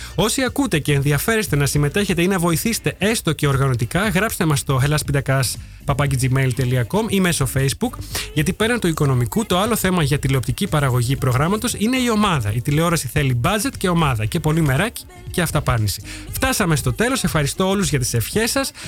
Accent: Thessaloniki, Central Macedonia, Greece; now in Netherlands; στη Θεσσαλονίκη, στην πόλη μου

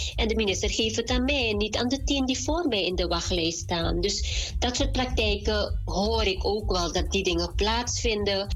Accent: Suriname; moved away; wij als Surinamers, als Mans, ook als we naar Suriname terug gaan

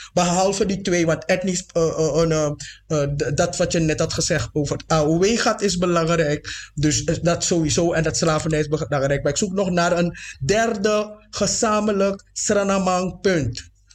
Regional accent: Suriname; ik ben niet alleen maar een Afro-Surinamer, ik ben ook gewoon een Surinamer

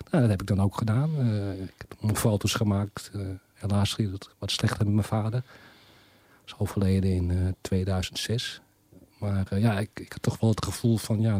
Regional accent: Netherlands; now in Denmark; En je gaat dus als Nederlander in Denemarken. En dan praat je al, dan kun je zo al geen Nederlands praten.

